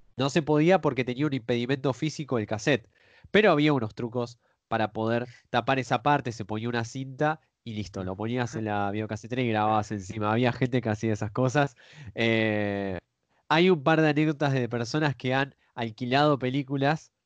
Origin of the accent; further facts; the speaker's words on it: Argentina; los que somos de Argentina